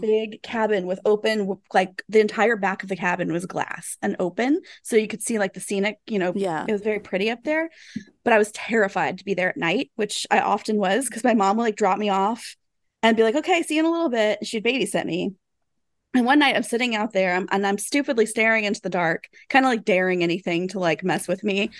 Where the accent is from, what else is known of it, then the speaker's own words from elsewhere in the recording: Taylorsville, Kentucky, United States; I grew up in Taylorsville, Kentucky, which is really close by Louisville